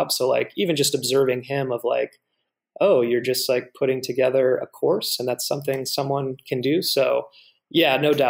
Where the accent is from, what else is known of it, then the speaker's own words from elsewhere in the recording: Fort Riley, Kansas, United States; moved away; also born or lived in Atlanta; I grew up mostly in Fort Riley, Kansas, which is kind of right there in the middle of Kansas near the school